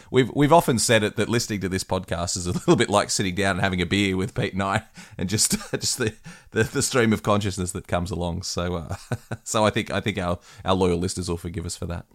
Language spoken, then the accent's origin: English; West Wyalong, New South Wales, Australia; moved away; also born or lived in Manly; my hometown in West Wyalong